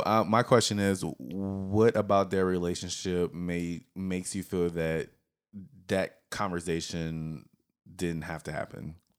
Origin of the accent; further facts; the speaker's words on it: the South, United States; We are all from the South